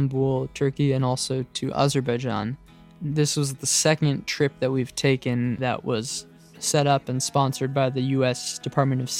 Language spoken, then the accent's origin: English; San Francisco, California, United States; now in Brooklyn, United States; I grew up in San Francisco, but I currently live in Brooklyn, New York.